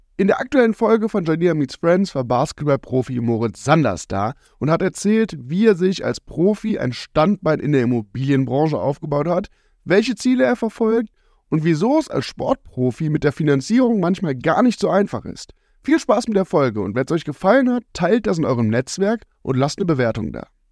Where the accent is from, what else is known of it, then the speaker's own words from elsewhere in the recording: Dorsten, North Rhine-Westphalia, Germany; in Dorsten, wo ich, wo ich aufgewachsen bin